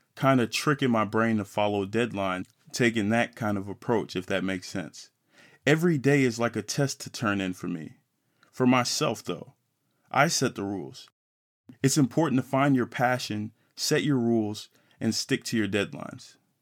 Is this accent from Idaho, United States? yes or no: no; Fort Worth, Texas, United States; I'm a black man from Fort Worth, Texas, funky town, eight one seven six eight two